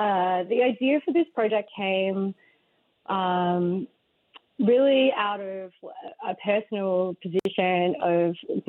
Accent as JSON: {"language": "English", "country": "Australia", "said": "Yes, I am. I'm from Australia, so it's like I can kind of view American culture from this kind of outsider's lens."}